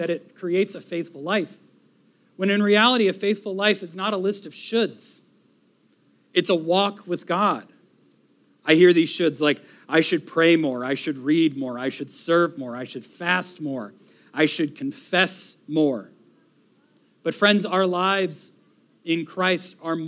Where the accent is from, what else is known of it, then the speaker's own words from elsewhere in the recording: Florida, United States; as an American, as a Floridian